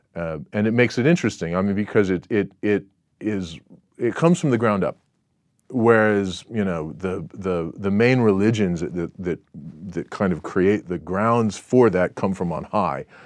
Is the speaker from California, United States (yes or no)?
yes; Southern California, United States; moved away as an adult; now in Singapore; where I grew up in Southern California